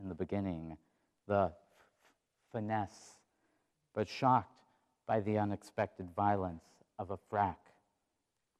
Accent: Watford City, North Dakota, United States; moved away as an adult; now in Iowa, United States; We did go to North Dakota, my home state

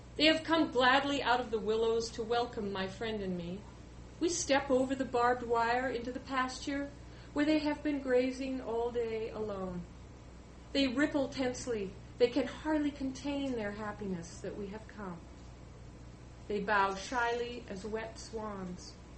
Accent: Pacific Northwest, United States; I grew up in the Pacific Northwest

